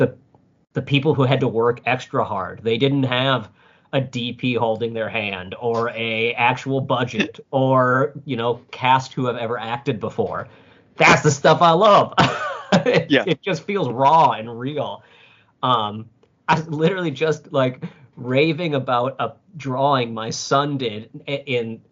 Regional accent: Minnesota, United States; I'm Minnesotan, so I've got the nice in me

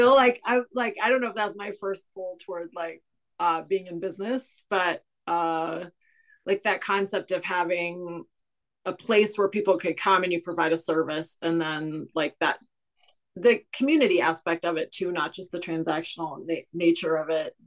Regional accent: Cleveland, Ohio, United States; now in Kansas City, United States; i grew up in a small suburb on the west side of cleveland ohio a very rust belt type area

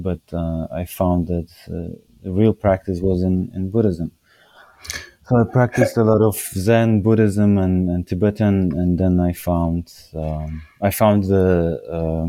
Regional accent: Poland

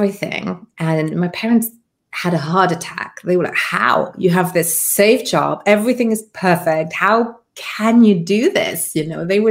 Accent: Luxembourg; accent: British; first language Luxembourgish; English is a second language; moved away; also born or lived in Colombia / United Kingdom; So I was raised in Luxembourg, Europe, which is a grand duchy.

